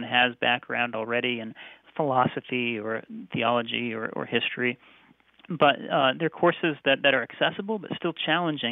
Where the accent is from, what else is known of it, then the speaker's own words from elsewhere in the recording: United States; moved away as an adult; also born or lived in Oxford, United Kingdom; I had been educated as an American